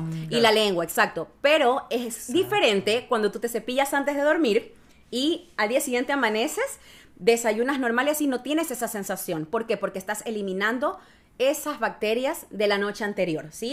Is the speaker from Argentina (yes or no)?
no; Ecuador; moved away as an adult; now in Chile; soy de Ecuador, eh, ya llevo dos años viviendo acá en Chile